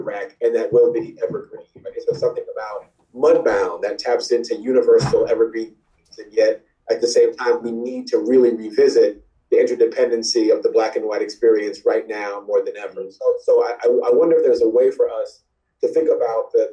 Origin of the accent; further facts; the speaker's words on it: Southern Illinois, United States; growing up in Southern Illinois, we played war every day.